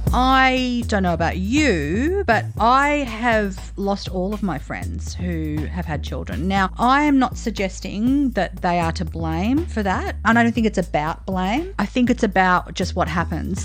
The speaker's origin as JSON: {"language": "English", "country": "Australia", "also_born_or_lived": "Italy", "said": "We're two Australian women"}